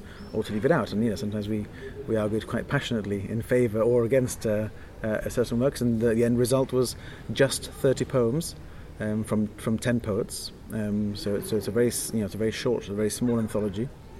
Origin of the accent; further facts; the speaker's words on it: Gibraltar; we are very small. We're sort of disconnected from the major publishing centres in the world